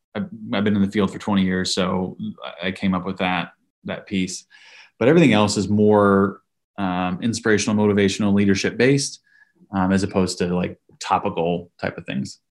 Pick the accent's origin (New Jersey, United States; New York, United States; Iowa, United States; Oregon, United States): Iowa, United States; I grew up in Iowa